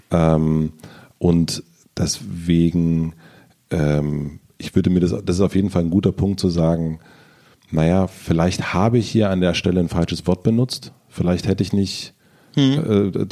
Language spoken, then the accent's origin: German; East Germany, Germany; Ich, war, ich bin Ostdeutscher.